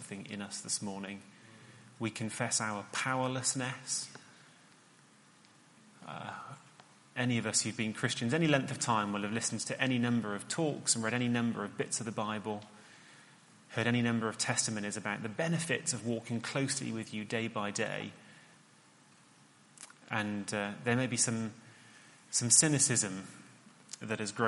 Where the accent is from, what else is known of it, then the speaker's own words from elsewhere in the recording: Cheltenham, South West England, United Kingdom; where I grew up in Cheltenham